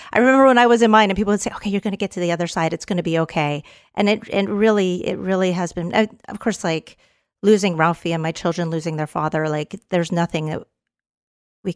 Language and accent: English; Canada; also born or lived in Texas; now in Los Angeles, United States; I'm a Canadian Texan